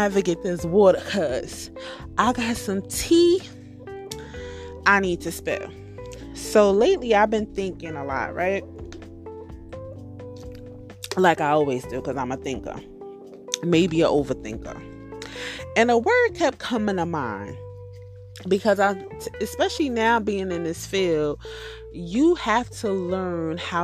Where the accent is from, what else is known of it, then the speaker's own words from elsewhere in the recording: New Jersey, United States; I'm from New Jersey and I live in the Hudson County area